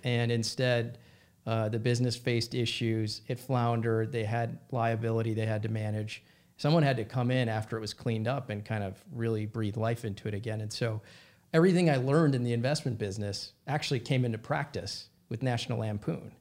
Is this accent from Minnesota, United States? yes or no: yes; Minnesota, United States; I grew up in Minnesota